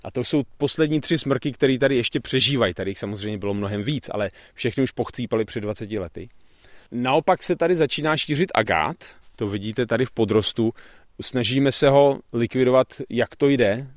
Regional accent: Bohemia, Czechia; Tady u nás v Čechách

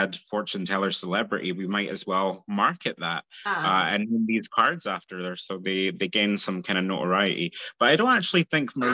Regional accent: Scotland, United Kingdom; I murder the word because I'm Scottish

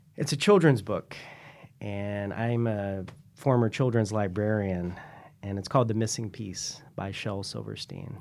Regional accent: Columbia, South Carolina, United States; moved away as an adult; now in San Francisco, United States; I grew up in Columbia, South Carolina

